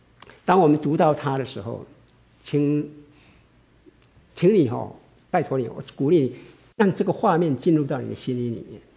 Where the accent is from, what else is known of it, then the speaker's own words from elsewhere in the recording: China; 特别是我们从国内来的，在一九五八年的时候，中国的所有的教堂都关了。